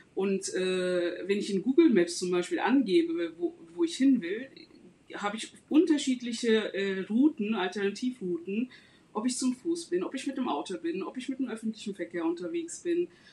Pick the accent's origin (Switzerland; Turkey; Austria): Turkey; Istanbul; moved away as an adult; now in Germany; ich komme aus Istanbul, ähm, lebe seit 15 Jahren in Deutschland.